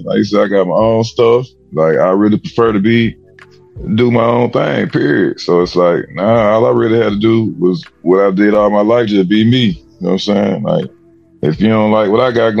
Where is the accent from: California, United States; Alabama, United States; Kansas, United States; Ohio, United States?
Alabama, United States; I'm from Alabama